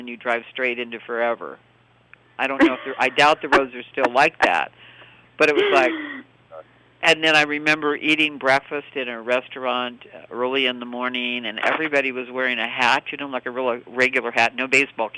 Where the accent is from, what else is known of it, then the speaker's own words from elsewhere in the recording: Ojai, California, United States; I grew up on Sulphur Mountain Road, and he lived on Sulphur Mountain Road in Ojai